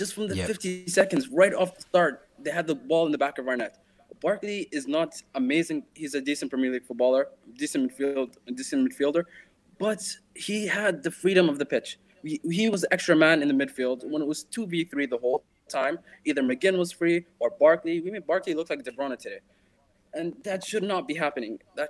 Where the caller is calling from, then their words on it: Dubai, United Arab Emirates; I'm joining you from the UAE, Dubai.